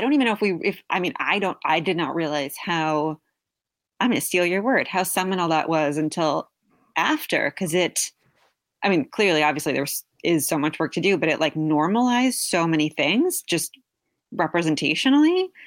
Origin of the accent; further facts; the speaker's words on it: New York, United States; also born or lived in Brooklyn, New York / New Jersey; I grew up in, uh, New York and New Jersey